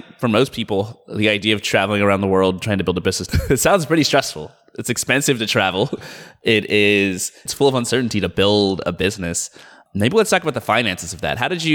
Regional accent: Atlanta, Georgia, United States; moved away as an adult; also born or lived in Boston / San Francisco; now in Seattle, United States; I grew up in Atlanta. I was there until I was 18

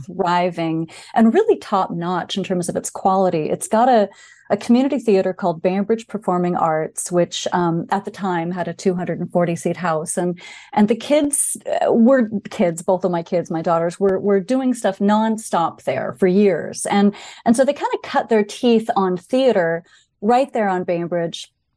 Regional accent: Bainbridge Island, Washington, United States; also born or lived in Seattle; my family moved there, um, in the mid-sixties when I was, um, very young

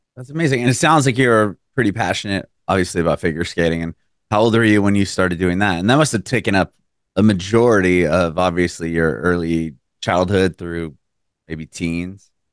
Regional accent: San Diego, California, United States; now in Nashville, United States; I'm from San Diego originally. I live in Nashville now

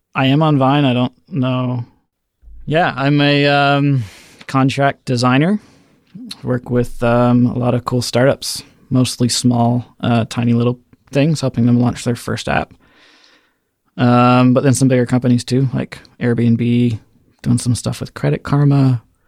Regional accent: Orlando, Florida, United States; moved away as an adult; I'm from Orlando, Florida

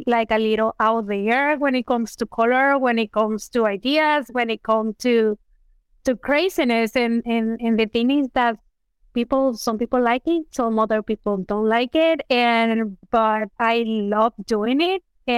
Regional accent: Venezuela; moved away; I am originally from Venezuela

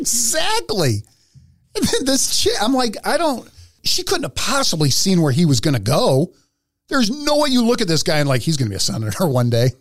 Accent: Philadelphia, Pennsylvania, United States; I grew up in Philly

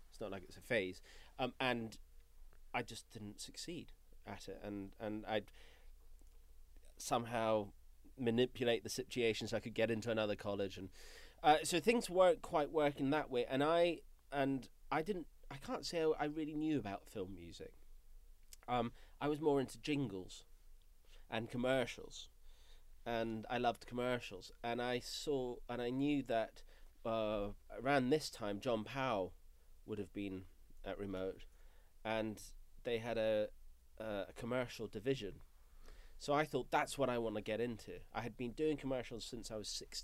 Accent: Scotland, United Kingdom; moved away; I'm a Scottish native

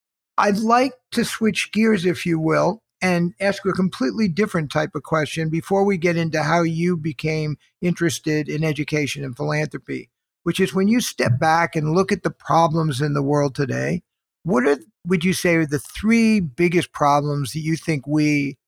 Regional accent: New York, United States; I grew up in New York in a middle-class Jewish family that emphasized education.

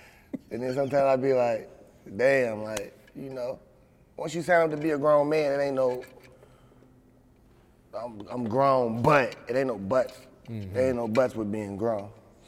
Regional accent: United States; Well, I grew up in the projects. I grew up in Clarksdale Project, so, you know, regular project shit.

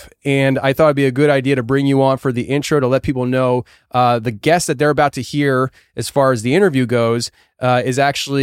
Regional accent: Tennessee, United States; In my home state of Tennessee, Paris, Tennessee

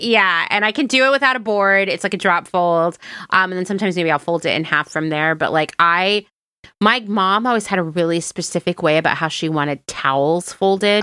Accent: East Coast, United States; moved away as an adult; also born or lived in Philadelphia / Los Angeles; I grew up on the East Coast

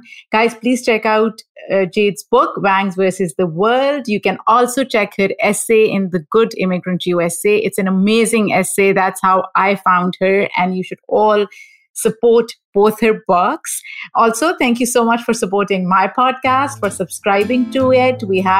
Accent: Pakistan; See, I'm from Pakistan, so I have to have either black tea, like I can have like 6 cups a day or more.

